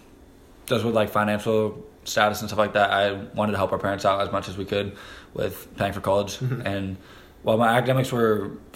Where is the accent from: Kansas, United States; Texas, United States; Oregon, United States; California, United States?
Kansas, United States; Andover; also born or lived in Omaha, Nebraska / Missouri; Moved to Andover, Kansas when I was about 3 years old. Andover's home, though.